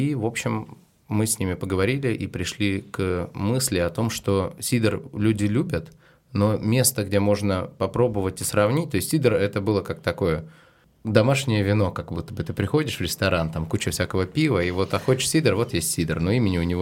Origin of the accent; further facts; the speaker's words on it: Severomorsk, Murmansk Oblast, Russia; now in Saint Petersburg, Russia; Я из Североморска.